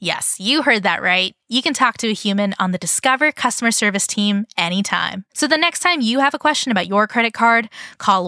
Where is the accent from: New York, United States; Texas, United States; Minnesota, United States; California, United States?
California, United States; we are also California brands